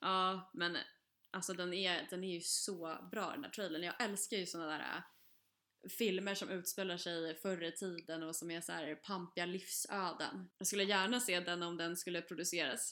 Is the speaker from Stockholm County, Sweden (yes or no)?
yes; Stockholm area, Stockholm County, Sweden; moved away; vi har ju bott, eh, med pendeltågsavstånd till stan